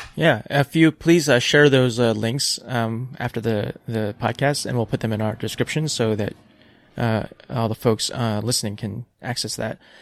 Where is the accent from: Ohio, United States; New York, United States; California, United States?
New York, United States; moved away; also born or lived in South Korea / Pacific Northwest; growing up on the East Coast in New York, like the humid summers